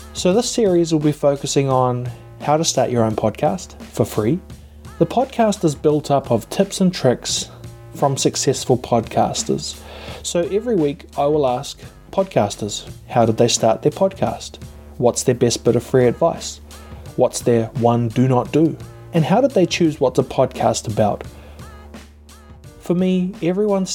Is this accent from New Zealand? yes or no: yes; New Zealand; I'm a podcaster from New Zealand